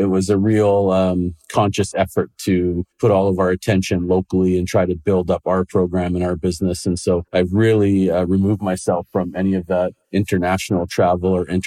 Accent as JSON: {"language": "English", "town": "Langley", "region": "British Columbia", "country": "Canada", "tie": "born or raised there", "also_born_or_lived": "England / Dublin, Ireland", "lives_now": "Surrey, Canada", "said": "my wife grew up in Coquitlam and I grew up in Langley"}